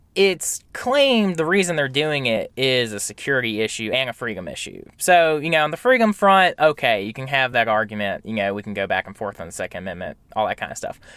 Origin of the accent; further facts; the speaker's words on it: Camden County, Georgia, United States; moved away; I'm from Camden County originally, so deep south Georgia